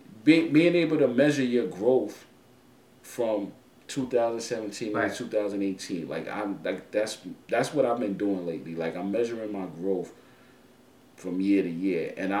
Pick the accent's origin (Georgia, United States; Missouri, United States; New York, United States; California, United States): New York, United States; New York City; I'm from the Bronx